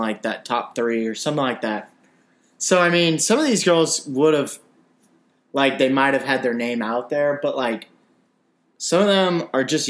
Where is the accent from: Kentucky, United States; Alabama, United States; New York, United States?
Alabama, United States; Auburn; We're from Auburn.